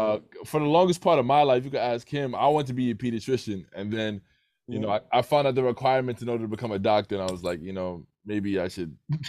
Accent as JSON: {"language": "English", "country": "Jamaica", "said": "I'm Jamaican"}